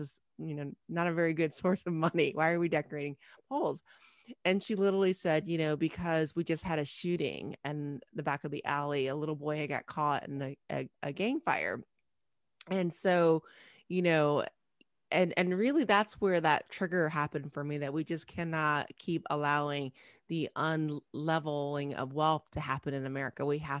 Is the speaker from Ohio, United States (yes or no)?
yes; Cincinnati, Ohio, United States; moved away as an adult; also born or lived in Chicago; I grew up in Ohio. I'm an Ohio girl, Southern Ohio girl, Cincinnati, Ohio.